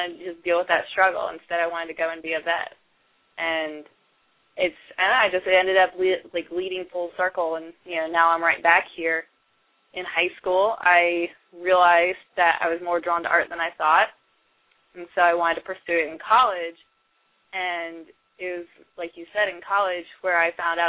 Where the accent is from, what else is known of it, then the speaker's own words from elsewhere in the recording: the South, United States; moved away as an adult; also born or lived in Indiana; now in San Diego, United States; I was born in the South, and my family has the Southern hospitality. Growing up, my grandparents had a farm